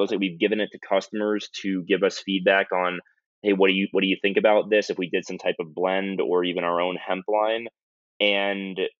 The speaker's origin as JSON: {"language": "English", "country": "United States", "said": "I'm an American consumer."}